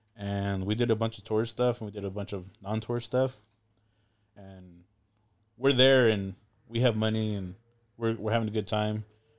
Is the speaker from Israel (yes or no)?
no; Go Vap, Ho Chi Minh City, Vietnam; We referenced Govap as the Vap. You know, that's, we grew up in the Vap, and Vap is like ghetto and like, It's a rough area.